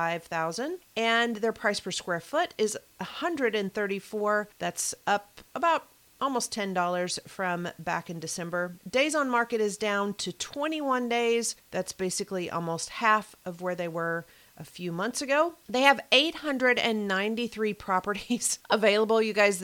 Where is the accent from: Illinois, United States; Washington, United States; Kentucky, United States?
Kentucky, United States; All right, I'm going to my home state of Kentucky now, Louisville, Kentucky.